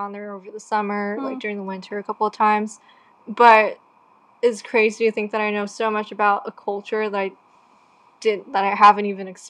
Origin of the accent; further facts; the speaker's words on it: Hawaii, United States; I grew up in America and in Hawaii, but I'm still, like, connected to Japan.